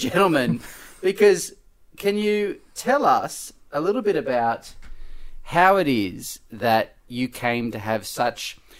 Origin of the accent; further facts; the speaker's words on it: Sydney, New South Wales, Australia; Growing up in Sydney